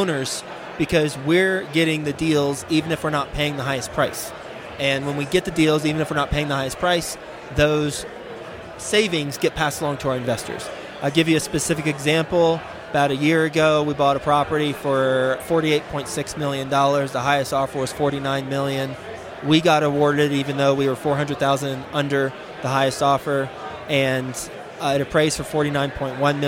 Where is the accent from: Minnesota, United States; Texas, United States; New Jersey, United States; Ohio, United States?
Texas, United States; Fort Worth; now in Cincinnati, United States; I am from Fort Worth, and we have the majority of our portfolio in Dallas-Fort Worth